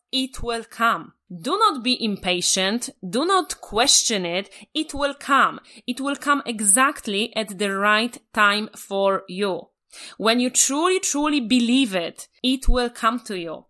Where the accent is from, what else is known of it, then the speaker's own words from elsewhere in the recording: Poland; moved away; I'm original from Poland